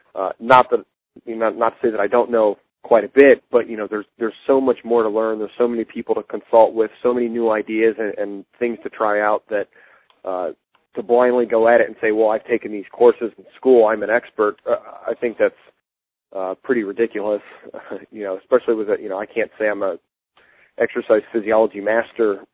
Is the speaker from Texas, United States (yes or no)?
no; Akron, Ohio, United States; I'm from Akron.